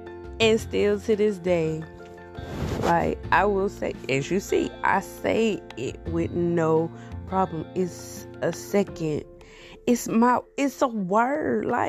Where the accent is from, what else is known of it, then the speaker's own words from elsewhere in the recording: Louisiana, United States; Louisiana is like my home, okay? Like, you can't tell me I'm not from Louisiana. You can't tell me the Saints ain't my favorite team. You can't tell me I'm not, you know, a Louisiana girl.